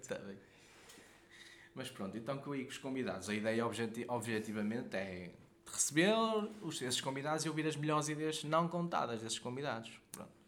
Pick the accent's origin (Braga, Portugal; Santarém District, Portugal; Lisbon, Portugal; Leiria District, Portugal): Braga, Portugal; Guimarães; eu não sou mesmo do centro de Quimarães, não é? Sou dos Arravaltos